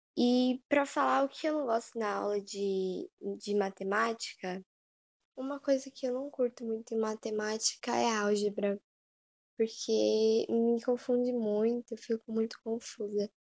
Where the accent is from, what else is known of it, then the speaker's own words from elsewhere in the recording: São Paulo, Brazil; eu nasci em São Paulo